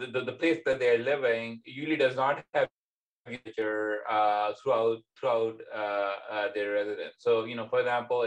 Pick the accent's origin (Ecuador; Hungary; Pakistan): Pakistan; now in Indiana, United States; being young, growing up in Pakistan, where it tends to be significantly hotter than, for example, here in America